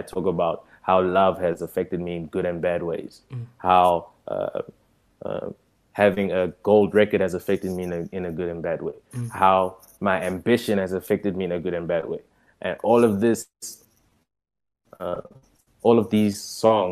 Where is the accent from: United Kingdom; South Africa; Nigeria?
South Africa; also born or lived in Democratic Republic of the Congo; a Congolese kid growing up in South Africa